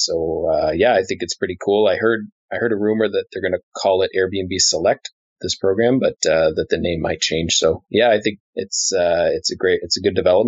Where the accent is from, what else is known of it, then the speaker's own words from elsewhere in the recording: Montreal, Quebec, Canada; my hometown of Montreal